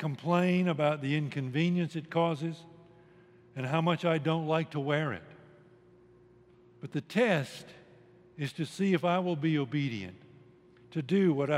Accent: United States; I'm an American

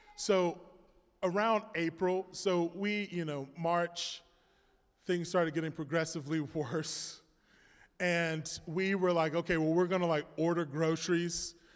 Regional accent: Florida, United States; I'm a Florida man

